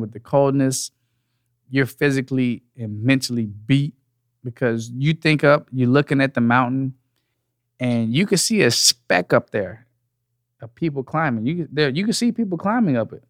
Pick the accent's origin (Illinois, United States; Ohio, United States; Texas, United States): Texas, United States; Dallas; I'm from Texas. I'm from Dallas, Texas, born and raised